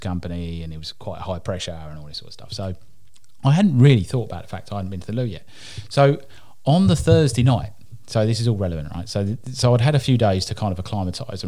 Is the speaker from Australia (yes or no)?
no; United Kingdom; I'm British.